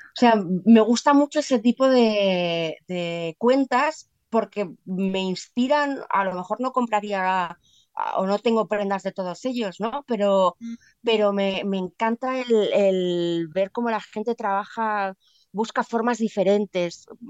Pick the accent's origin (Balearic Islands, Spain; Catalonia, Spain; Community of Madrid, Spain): Community of Madrid, Spain; Madrid; como madrileña